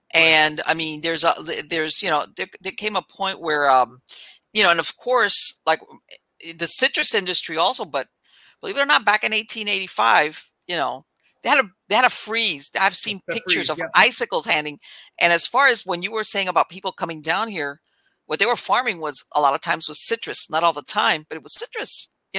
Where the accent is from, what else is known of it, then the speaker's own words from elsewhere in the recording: South Florida, United States; I grew up in South Florida. I mean, I was all over in Florida